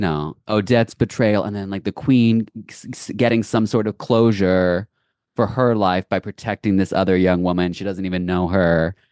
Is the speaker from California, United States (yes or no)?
no; Lexington, Kentucky, United States; moved away; my hometown school and company, Lexington Ballet